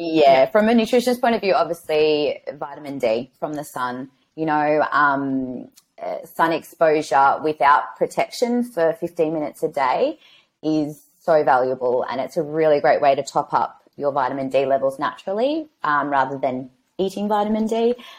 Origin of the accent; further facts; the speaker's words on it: Melbourne, Victoria, Australia; moved away as an adult; now in Sydney, Australia; I'm actually from Melbourne. So I moved up here a year ago.